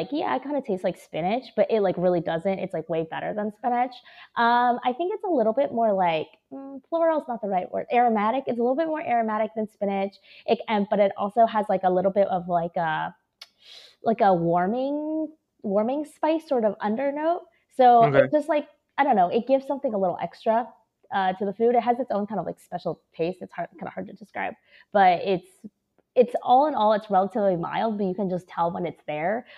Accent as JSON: {"language": "English", "town": "Seattle", "region": "Washington", "country": "United States", "tie": "born or raised there", "also_born_or_lived": "Shanghai, China", "moved": "yes", "lives_now": "New York City, United States", "said": "So I was born in Shanghai, but I grew up in the States. So I'm pretty American. I grew up in Seattle with my family"}